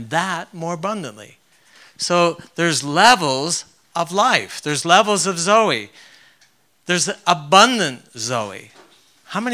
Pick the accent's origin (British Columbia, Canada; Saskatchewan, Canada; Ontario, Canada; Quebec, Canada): Ontario, Canada; moved away; I grew up in Canada